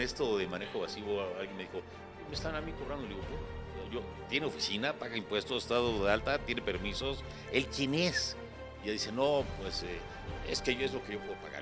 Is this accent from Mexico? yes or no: yes; Mexico; soy mexicano y me duele mi cartera y me duele mi México